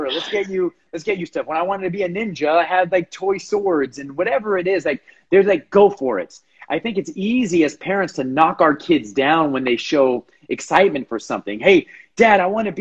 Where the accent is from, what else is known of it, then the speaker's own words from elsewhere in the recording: Los Angeles, California, United States; moved away; born and raised in Los Angeles